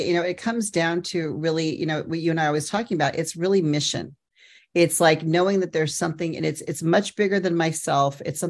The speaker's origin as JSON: {"language": "English", "country": "United States", "moved": "as an adult", "lives_now": "London, United Kingdom", "said": "I'm an American talent agent living in London."}